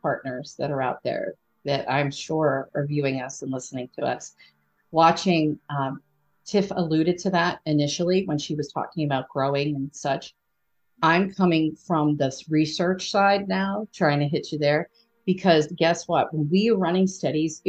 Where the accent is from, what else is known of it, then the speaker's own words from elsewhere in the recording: Philadelphia, Pennsylvania, United States; I'm from Philly. We say guys.